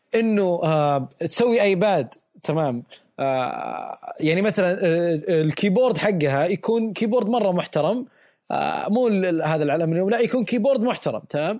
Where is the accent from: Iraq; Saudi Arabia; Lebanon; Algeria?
Saudi Arabia; عندنا بالسعودية